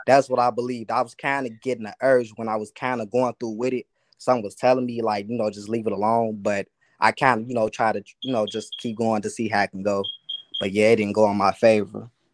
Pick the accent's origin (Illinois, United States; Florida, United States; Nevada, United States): Illinois, United States; Chicago; I'm from Chicago